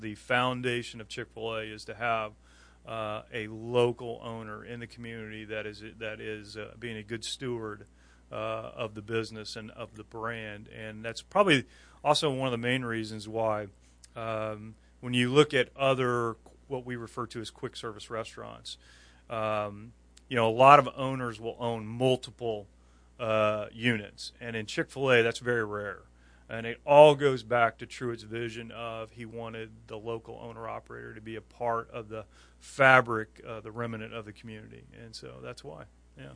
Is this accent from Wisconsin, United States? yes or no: no; Indiana, United States; moved away as an adult; also born or lived in Fort Wayne, Indiana / West Michigan; now in Grand Rapids, United States; We we both grew up in Indiana, uh, but we moved our family to uh, beautiful West Michigan in the year 2000